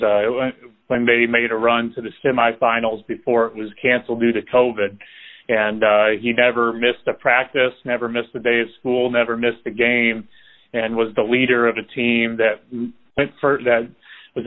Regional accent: Central Illinois, United States; moved away as an adult; now in Springfield, Missouri, United States; I'm from Central Illinois

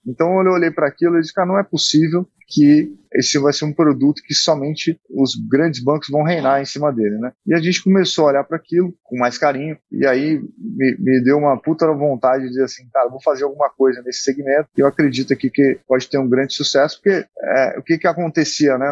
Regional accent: Manaus, Amazonas, Brazil; moved away; also born or lived in Santa Catarina; eu sou natural de Manaus, Amazonas

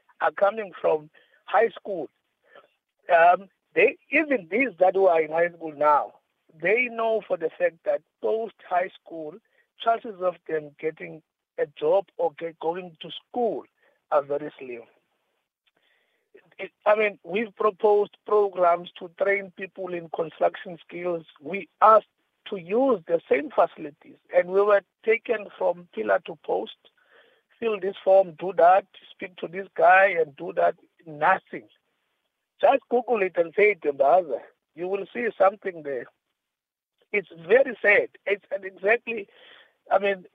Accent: King William's Town, Eastern Cape, South Africa; I'm from Edinburgh, King Williamstown.

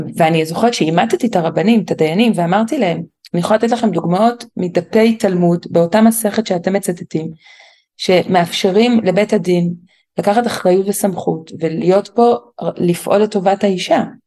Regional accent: Jerusalem, Jerusalem District, Israel; גדלתי בירושלים, בקהילה מאוד שמרנית, דתית חרדית

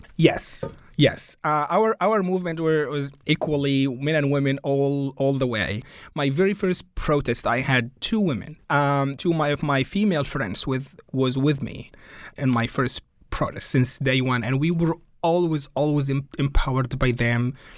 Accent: Cairo, Cairo Governorate, Egypt; first language Arabic; English is a second language; moved away as an adult; now in Connecticut, United States; I was born in Cairo

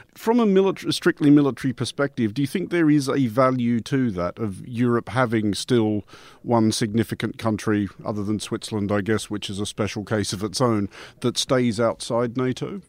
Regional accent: Australia; now in United Kingdom; also an Australian citizen resident in the United Kingdom

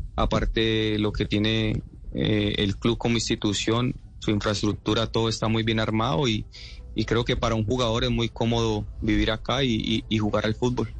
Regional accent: Cali, Valle del Cauca, Colombia; moved away as an adult; now in Moldova; soy de Cali

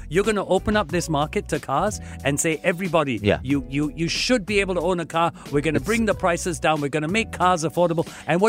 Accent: Singapore; I'm a happy Singaporean

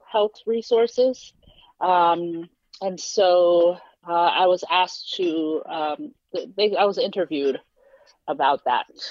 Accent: New York City, New York, United States; also born or lived in Philadelphia; I've lived in various neighborhoods, but my, the neighborhood I claim is Flatbush, Brooklyn

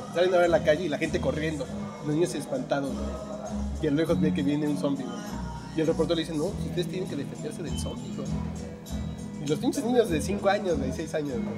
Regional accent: Mexico; yo vengo de México

